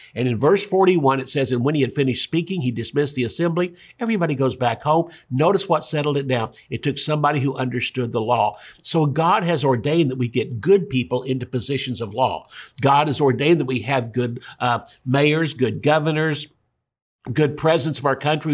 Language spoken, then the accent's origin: English; United States; I'm an American